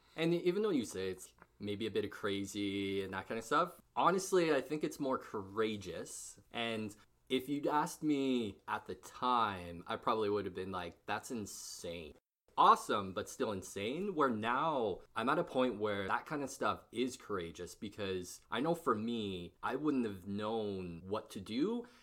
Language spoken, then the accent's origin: English; Barrhead, Alberta, Canada; moved away as an adult; also born or lived in Edmonton; I moved back to Barthead, and then, uh, lived there for a while